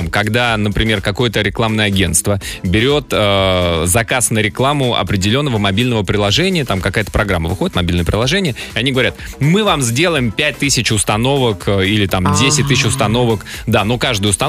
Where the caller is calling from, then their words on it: Krymsk, Krasnodar Krai, Russia; я из Крымска.